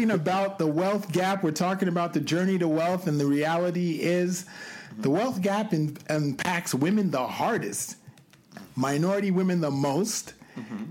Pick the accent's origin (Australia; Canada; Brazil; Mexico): Canada; moved away as an adult; now in New York, United States; I'm from Canada